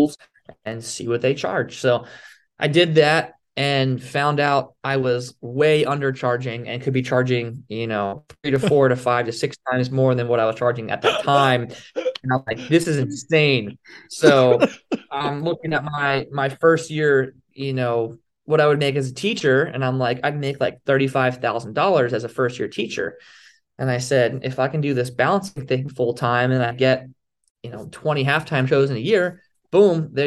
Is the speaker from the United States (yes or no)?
yes; Philadelphia, Pennsylvania, United States; moved away; I was originally from the Philadelphia area